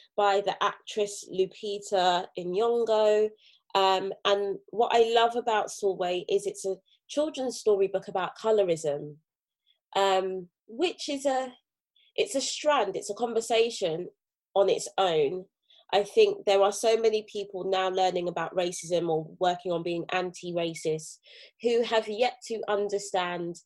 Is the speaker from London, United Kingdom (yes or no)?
yes; London, United Kingdom; As a teenager growing up in Brixton, South London